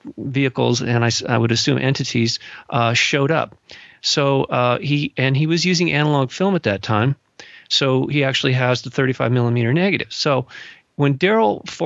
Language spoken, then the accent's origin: English; Malibu, California, United States; also born or lived in Los Angeles, California; growing up in Malibu and also the Los Angeles area